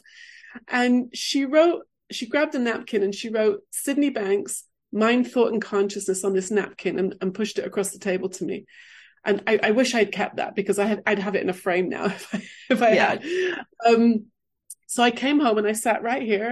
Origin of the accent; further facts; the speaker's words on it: England, United Kingdom; moved away; also born or lived in London / California; I grew up in England